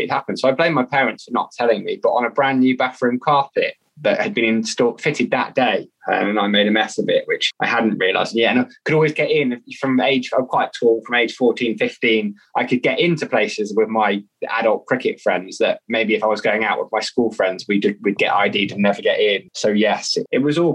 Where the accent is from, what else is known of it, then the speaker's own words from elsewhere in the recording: Somerset, South West England, United Kingdom; When I grew up in Somerset